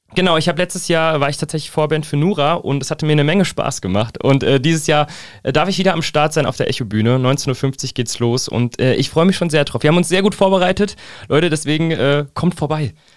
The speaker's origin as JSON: {"language": "German", "town": "Fernwald", "region": "Hesse", "country": "Germany", "tie": "born or raised there", "also_born_or_lived": "Giessen", "said": "ich wurde in Gießen geboren, seitdem auch in Gießen quasi Umgebung verwurzelt."}